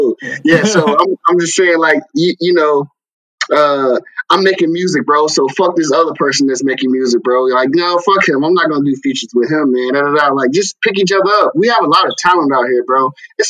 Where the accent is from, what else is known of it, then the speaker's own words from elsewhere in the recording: Raleigh, North Carolina, United States; especially being where I'm from Raleigh, North Carolina. Huge city, people would think, but you know, being from here